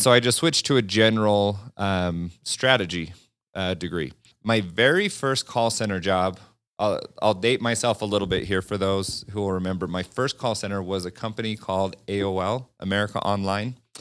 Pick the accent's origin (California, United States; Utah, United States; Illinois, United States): Utah, United States; Farmington; I grew up a couple miles away from Lagoon